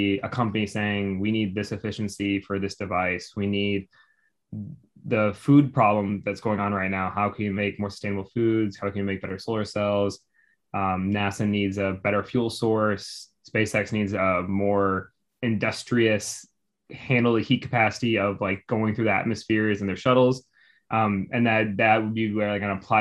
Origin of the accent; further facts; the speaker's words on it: Evanston, Illinois, United States; moved away as an adult; also born or lived in Virginia; now in Houston, United States; I grew up in a suburb right north of Chicago called Evanston, right in Illinois